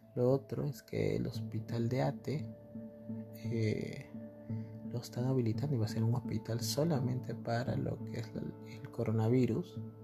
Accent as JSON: {"language": "Spanish", "country": "Peru", "said": "somos peruanos"}